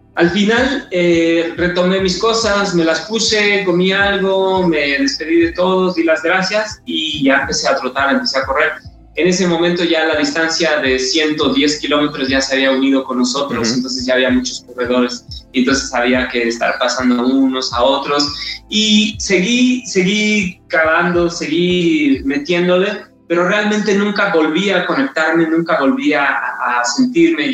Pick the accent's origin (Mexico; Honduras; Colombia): Mexico; como mexicanos